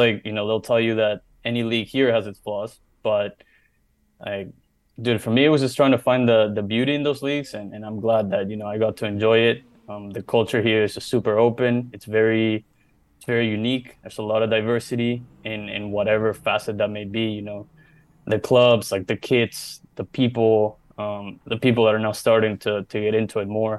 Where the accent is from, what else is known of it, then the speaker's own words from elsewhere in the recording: Maryland, United States; we grew up in Maryland